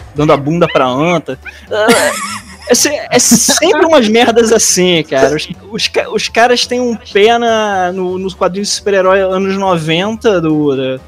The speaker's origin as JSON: {"language": "Portuguese", "region": "Rio de Janeiro", "country": "Brazil", "also_born_or_lived": "Bananal, São Paulo", "said": "minha, minha família tinha fazenda lá, eu nasci lá, mas eu sou do Rio mesmo"}